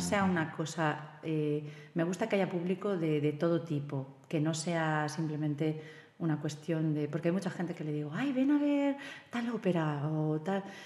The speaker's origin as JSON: {"language": "Spanish", "town": "Silla", "region": "Valencian Community", "country": "Spain", "said": "yo soy de Silla, pero hemos tenido mucha tradición con el coro"}